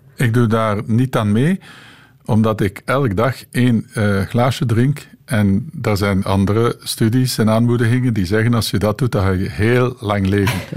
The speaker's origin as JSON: {"language": "Dutch", "region": "East Flanders", "country": "Belgium", "moved": "yes", "said": "Ik ben van Oost-Vlaanderen afkomstig en uiteindelijk teruggekeerd naar Oost-Vlaanderen"}